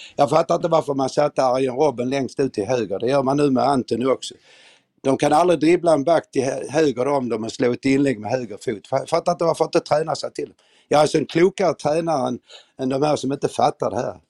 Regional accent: Malmö, Skåne, Sweden; moved away as an adult; now in Stockholm, Sweden; Jag är född och uppvuxen i Malmö

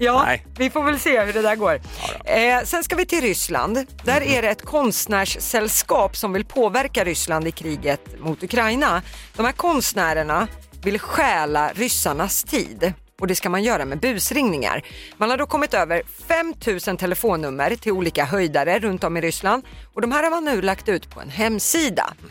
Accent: Södertälje, Stockholm County, Sweden; det är mina hemtrakter

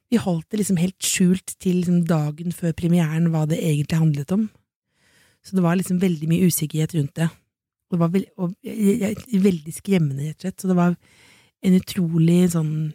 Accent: Jessheim, Akershus, Norway; moved away; hjemme på Jessheim

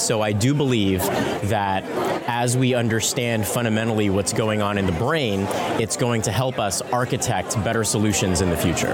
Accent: San Francisco, California, United States; I come from San Francisco, and so growing up in that environment

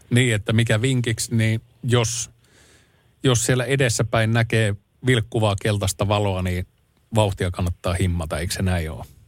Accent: Ylivieska, North Ostrobothnia, Finland; moved away; Sieltä mä oon lähtöisin

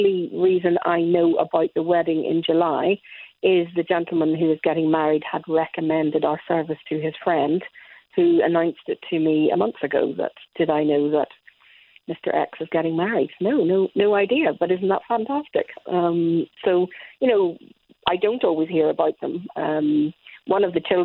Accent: Dublin, Leinster, Ireland; moved away; also born or lived in County Cork; I was born in Dublin

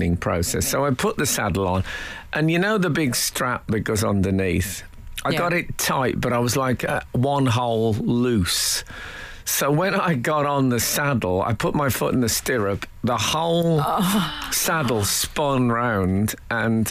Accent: Birmingham, West Midlands, United Kingdom; when I was growing up in Birmingham

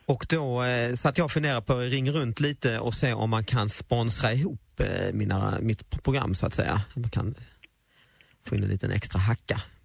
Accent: Lund, Skåne, Sweden; moved away; also born or lived in Stockholm; jag är ju från Lund

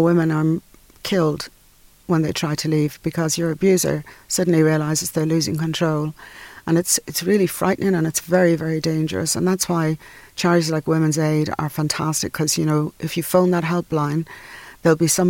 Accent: Dublin, Leinster, Ireland; I come from North Dublin

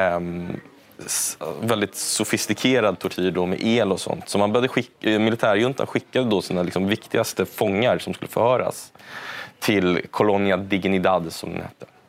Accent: Stockholm, Stockholm County, Sweden; jag växte upp då i Lappkärrsberget bredvid universitetet här i Stockholm

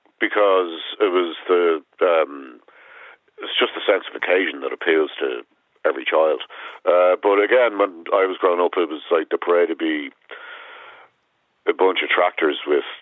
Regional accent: Ireland; There's the one we have in Ireland

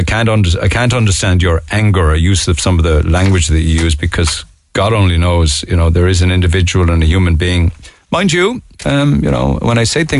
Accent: England, United Kingdom; moved away as an adult; now in Cork, Ireland; I can tell you, I grew up in England. When I first moved here in 2006, you rarely saw any junkies shuffling around the city centre.

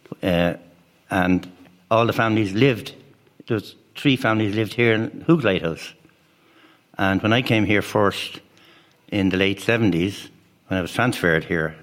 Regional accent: Dublin, Leinster, Ireland; moved away; I was born and raised in Dublin, in Crumlin

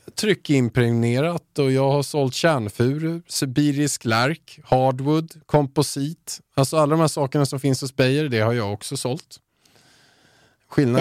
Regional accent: Haninge, Stockholm County, Sweden; jag kommer från Haninge.

